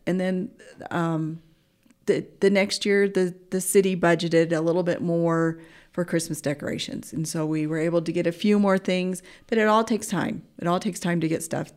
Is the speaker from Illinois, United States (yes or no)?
no; Oklahoma, United States; moved away as an adult; also born or lived in Anchorage, Alaska; now in Mountain Home, United States; I would spend summers in, uh, Anchorage and, and school years in Oklahoma